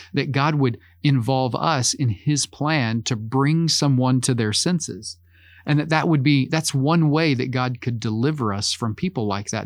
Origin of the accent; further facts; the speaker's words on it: Oklahoma, United States; As an American, as someone who grew up in Oklahoma